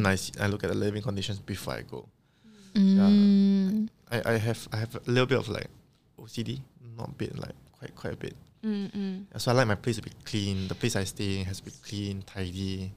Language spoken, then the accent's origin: English; Singapore; accent: Singlish